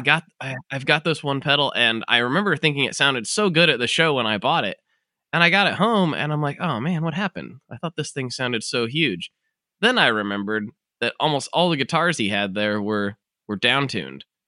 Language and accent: English; United States; my civic duty as an American